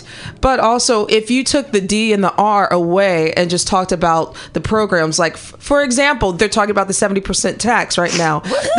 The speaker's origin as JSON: {"language": "English", "region": "Missouri", "country": "United States", "moved": "yes", "said": "I'm originally from Missouri"}